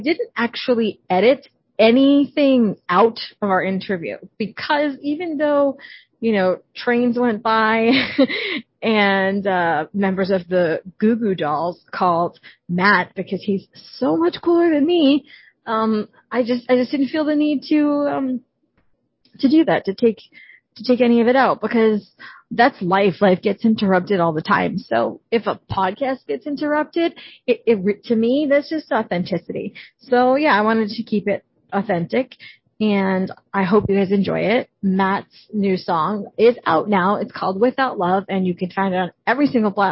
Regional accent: Canada; I'm Canadian

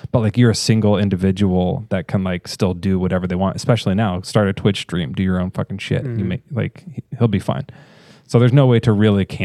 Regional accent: Eastern Washington, United States; I'm from Eastern Washington.

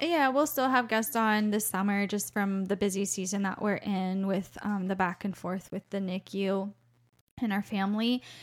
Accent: Florida, United States; moved away as an adult; also born or lived in Colorado; We used to live in Colorado, um, we're from Florida originally, and we're back there now, but we lived in Colorado for twelve years.

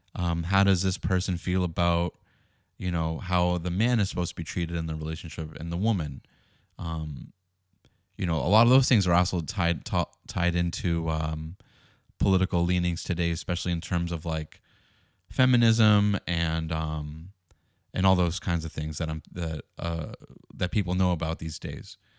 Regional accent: Boston, Massachusetts, United States; I grew up in the Northeast in Boston

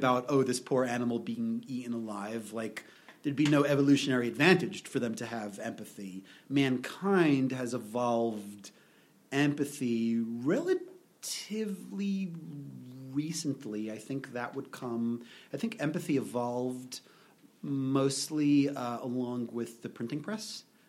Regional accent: New York, United States; Modern Orthodox, which is a very weird concept.

